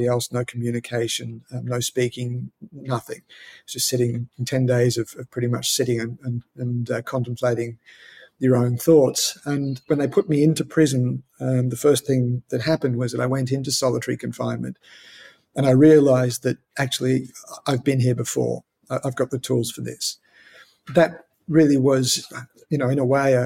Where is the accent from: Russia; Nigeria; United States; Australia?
Australia; as an Australian